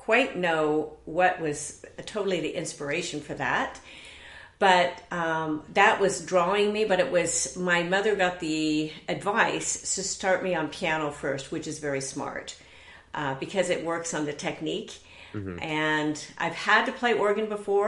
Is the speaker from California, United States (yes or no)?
yes; Southern California, United States; also born or lived in Eatonton, Georgia; I was born in Eatonton, Georgia, did not stay there long, but came out to Southern California and grew up around here